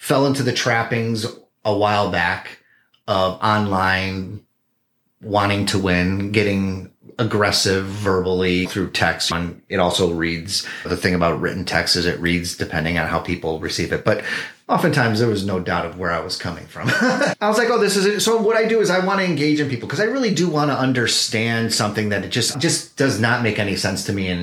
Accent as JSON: {"language": "English", "town": "Chicago", "region": "Illinois", "country": "United States", "moved": "as an adult", "lives_now": "Oakland, United States", "said": "We're from Chicago"}